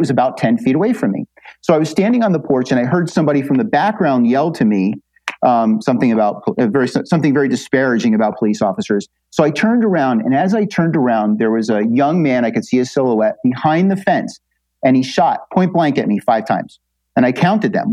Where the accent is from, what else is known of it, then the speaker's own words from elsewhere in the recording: New Jersey, United States; I come from New Jersey